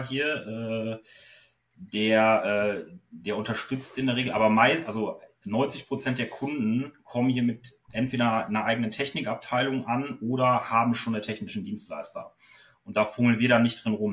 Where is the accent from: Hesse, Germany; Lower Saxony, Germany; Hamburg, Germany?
Lower Saxony, Germany; Osnabrück; ich komme aus Osnabrück